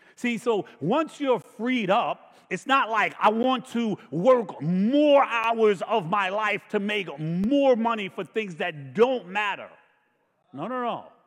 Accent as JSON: {"language": "English", "region": "New York", "country": "United States", "tie": "born or raised there", "said": "I grew up in New York"}